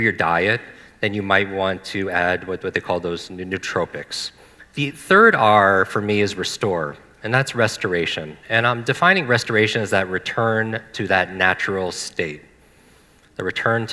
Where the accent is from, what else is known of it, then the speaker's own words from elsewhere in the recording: Northeast, United States; I grew up in the Northeast.